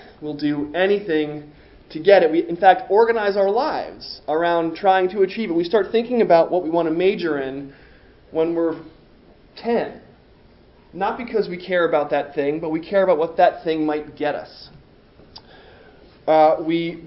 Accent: East Coast, United States; I grew up on the East Coast

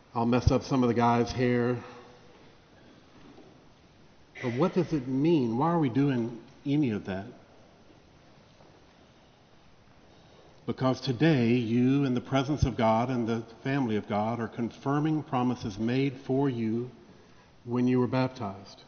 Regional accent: Vicksburg, Mississippi, United States; the church that I grew up in Vicksburg, Mississippi

